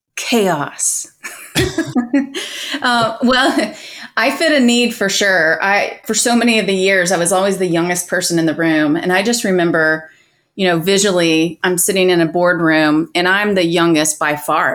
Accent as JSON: {"language": "English", "town": "Atlanta", "region": "Georgia", "country": "United States", "tie": "born or raised there", "said": "grew up in metro Atlanta."}